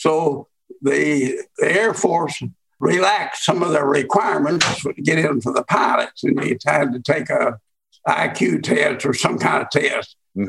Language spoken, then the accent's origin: English; Oklahoma City, Oklahoma, United States; Well, I'm an Oklahoma native. I'm born here. I spent most of my life in Oklahoma City, in my adult life anyway. I moved here when I was about 9 years old.